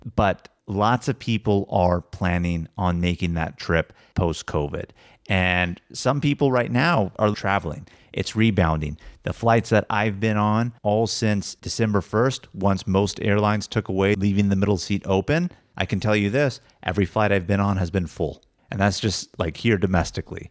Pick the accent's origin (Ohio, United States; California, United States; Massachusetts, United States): California, United States; Sacramento; we grew up in Sacramento